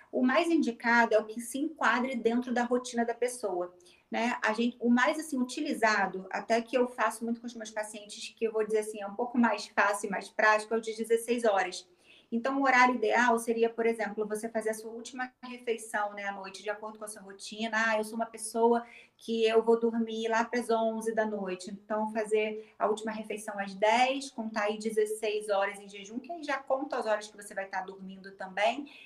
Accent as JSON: {"language": "Portuguese", "town": "Niterói", "region": "Rio de Janeiro", "country": "Brazil", "tie": "born or raised there", "said": "Sim, sou de Niterói, né? Mas é só atravessar a ponte."}